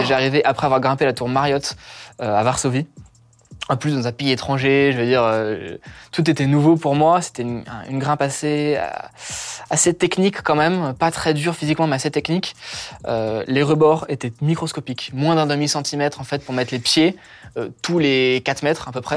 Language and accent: French; Paris, Île-de-France, France; Je suis né à Paris 13 euh, en 2000.